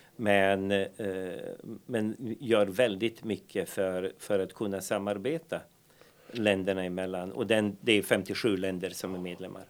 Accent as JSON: {"language": "Swedish", "town": "Banja Luka", "region": "Republika Srpska", "country": "Bosnia & Herzegovina", "tie": "born or raised there", "second_language": "Swedish", "moved": "as an adult", "lives_now": "Härnösand, Sweden", "said": "vi växte upp, jag brukar säga liksom i Banja Luka"}